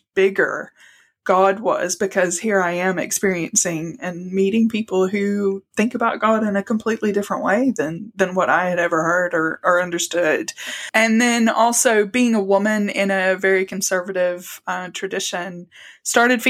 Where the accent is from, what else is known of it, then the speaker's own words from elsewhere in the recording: the American South, United States; now in Salisbury, United Kingdom; I grew up, as you can probably tell from my accent, in the American South. My dad worked in construction, so we moved around a lot, but American South was consistent throughout that area, so Southeast.